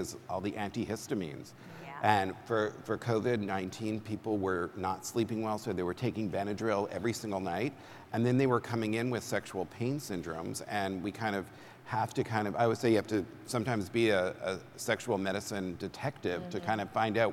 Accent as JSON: {"language": "English", "region": "Southern California", "country": "United States", "said": "I'm from Southern California"}